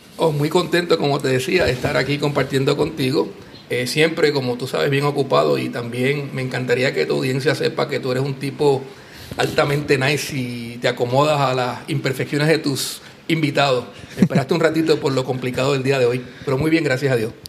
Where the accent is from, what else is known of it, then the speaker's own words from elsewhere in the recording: Puerto Rico; now in Aguadilla, Puerto Rico; uno es boricua